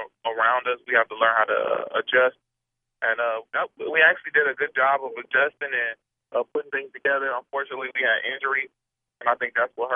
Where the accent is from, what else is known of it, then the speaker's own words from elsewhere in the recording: Milwaukee, Wisconsin, United States; Growing up in Milwaukee